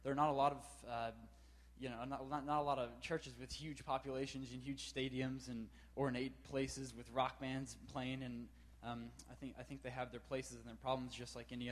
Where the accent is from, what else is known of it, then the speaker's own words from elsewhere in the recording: Seattle, Washington, United States; moved away as an adult; now in Waco, United States; I'm a sophomore here at Baylor, and I'm from Seattle, Washington.